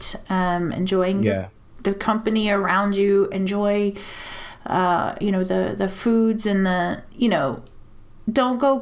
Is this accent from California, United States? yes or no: no; Texas, United States; moved away; I'm also from Texas